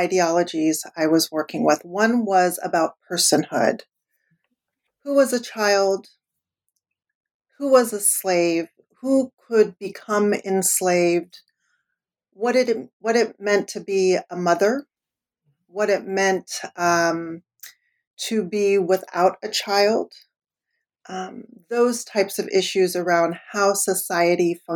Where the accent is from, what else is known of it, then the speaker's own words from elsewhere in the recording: the Bay Area, California, United States; I grew up in the Bay Area.